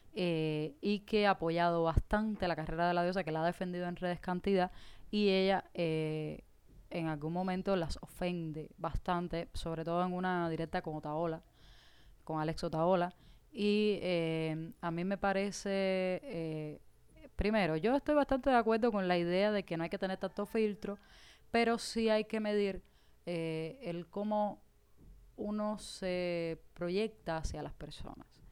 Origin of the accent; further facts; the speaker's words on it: Caibarién, Villa Clara, Cuba; en Caibarien, que es de donde yo soy, de donde es esta cubanita hija del fin de siglo